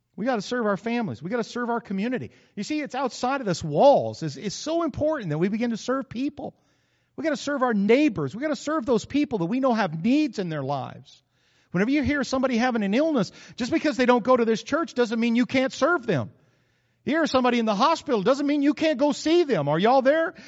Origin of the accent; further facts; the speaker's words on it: New Mexico, United States; moved away; I grew up in New Mexico